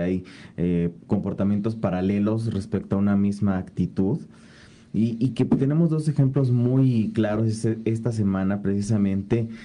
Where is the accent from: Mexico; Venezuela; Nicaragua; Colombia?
Mexico; como sociedad mexicana